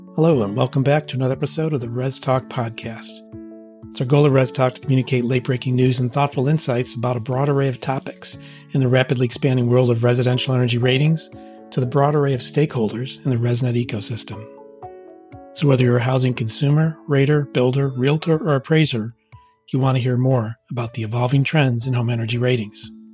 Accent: Pittsburgh, Pennsylvania, United States; my hometown, Pittsburgh

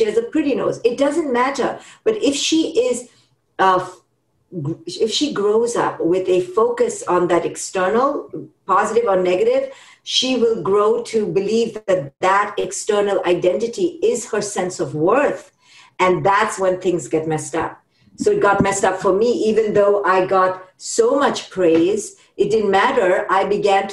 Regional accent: India; now in United States; I grew up in India

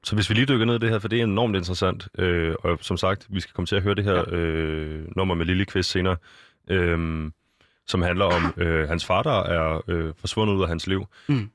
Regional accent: Copenhagen, Capital Region of Denmark, Denmark; jeg er selv fra Østerbro

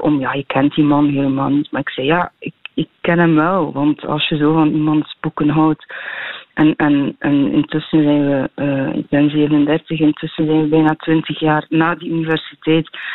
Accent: Tielt, Flanders, Belgium; in Tielt, in West-Vlaanderen, in de streek waar ik opgroeide

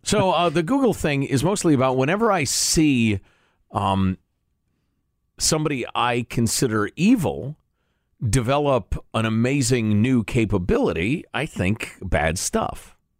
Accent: United States; as an American with our big honkin' military

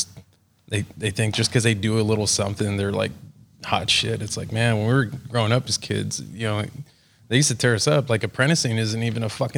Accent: McAllen, Texas, United States; now in Florida, United States; Originally, I was born in McAllen, Texas

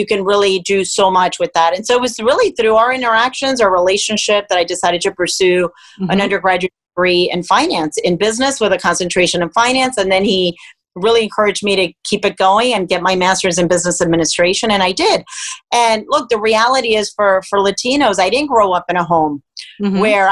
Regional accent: Miami, Florida, United States; born or raised there; also born or lived in Cuba

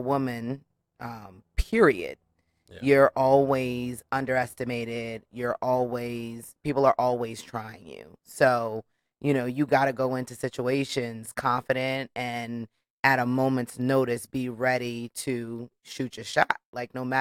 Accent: New York, United States; moved away; also born or lived in Norwalk, Connecticut / Charlotte, North Carolina; I'm originally from New York

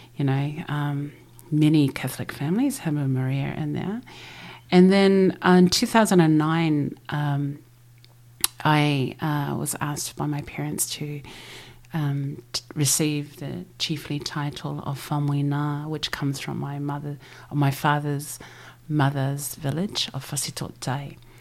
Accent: Christchurch, Canterbury, New Zealand; we grew up here in Aotearoa with passports and driver licenses

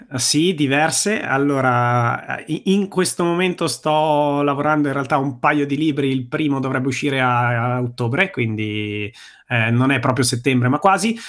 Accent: province of Bergamo, Lombardy, Italy; moved away as an adult; now in Brianza, Italy; io sono bergamasco, sono nato in provincia di Bergamo, sono cresciuto in provincia di Bergamo

